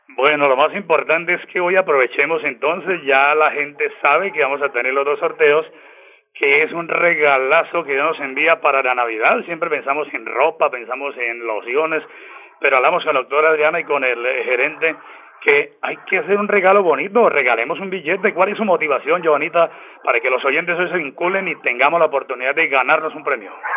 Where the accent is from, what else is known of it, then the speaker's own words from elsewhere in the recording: Páramo, Santander, Colombia; Soy del municipio de Le Páramo de la Salud, a 20 minutos de San Gil, en la provincia de guanentina